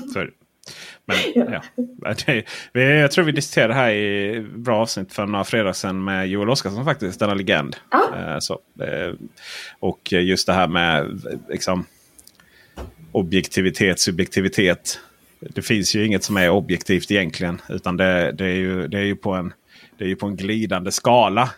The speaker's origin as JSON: {"language": "Swedish", "region": "Blekinge", "country": "Sweden", "said": "jag är från Blekinge"}